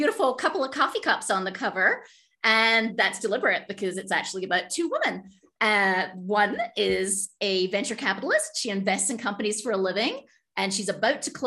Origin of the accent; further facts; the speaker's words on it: Scotland, United Kingdom; I grew up in Scotland